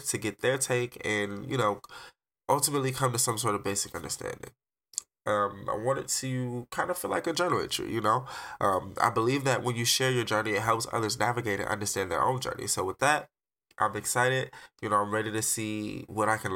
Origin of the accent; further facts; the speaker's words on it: Detroit, Michigan, United States; now in Arizona, United States; I'm an artist from Detroit, but I currently reside in Arizona.